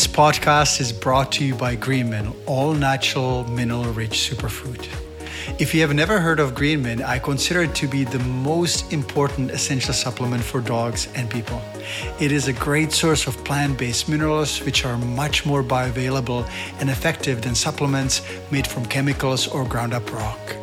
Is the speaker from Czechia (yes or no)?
yes; Czechia; moved away; I've been spending quite a bit of time with my family in Europe, in the Czech Republic